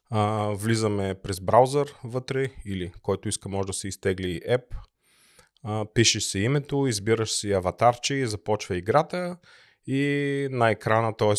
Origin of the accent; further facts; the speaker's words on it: Bulgaria; now in Germany; аз съм от България